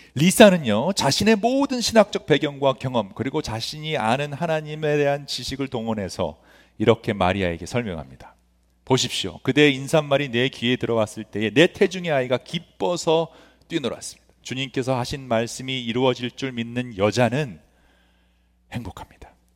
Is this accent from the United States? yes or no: yes; Los Angeles, California, United States; 저도 굉장히 안 좋은 학군에서 이스트 LA라는 곳에서 성장을 했는데